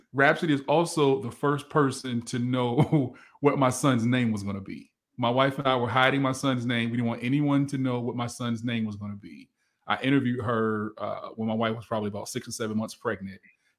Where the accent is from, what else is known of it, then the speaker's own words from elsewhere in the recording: Virginia, United States; I'm from Virginia.